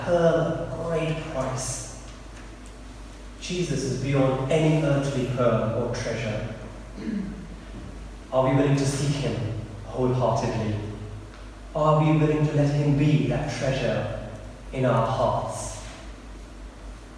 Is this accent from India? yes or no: yes; India; also born or lived in Eastbourne; now in United Kingdom; when I was growing up in India, in this village, it was probably at least maybe 15 or 16 before we had mains power electricity